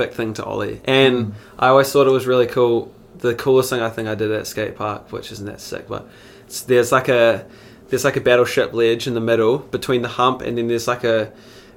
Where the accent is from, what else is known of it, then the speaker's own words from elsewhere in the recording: Christchurch, Canterbury, New Zealand; also born or lived in Spain / Queenstown; I was born and raised in Christchurch